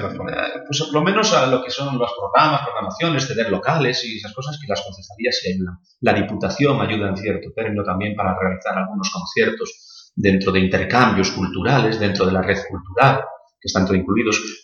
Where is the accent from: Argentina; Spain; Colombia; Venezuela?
Spain; Galicia; como buen gallego había que trabajar el campo